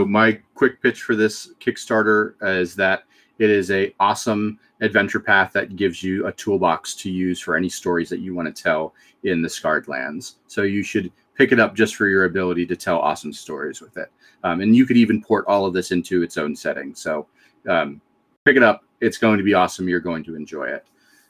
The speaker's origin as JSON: {"language": "English", "country": "Canada", "said": "Yes, we're Canadian."}